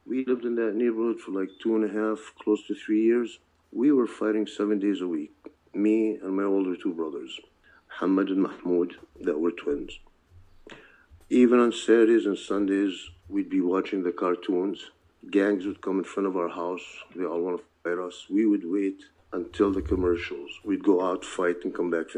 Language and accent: English; Chicago, Illinois, United States; English is a second language; also born or lived in Ramallah, Palestine; where we resided was the back of the yards on the south side of Chicago